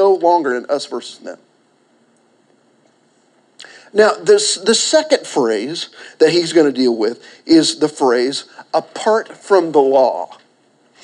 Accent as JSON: {"language": "English", "town": "Pauls Valley", "region": "Oklahoma", "country": "United States", "tie": "born or raised there", "said": "I was born in Garvin County."}